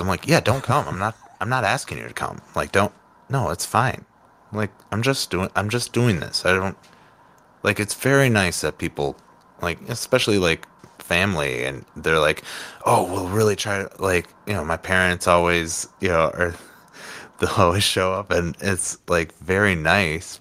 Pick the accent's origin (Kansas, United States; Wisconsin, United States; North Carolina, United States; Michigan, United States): Wisconsin, United States; Winneconne; also born or lived in Oshkosh, Wisconsin / Appleton, Wisconsin; I grew up outside of Winneconne, uh, and went to school in Oshkosh and then moved to Appleton for a quick two years and moved back to Oshkosh